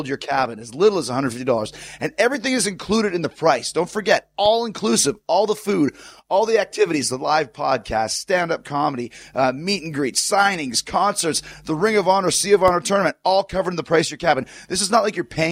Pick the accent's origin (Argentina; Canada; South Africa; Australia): Canada; Winnipeg, Manitoba; I grew up in Winnipeg, Canada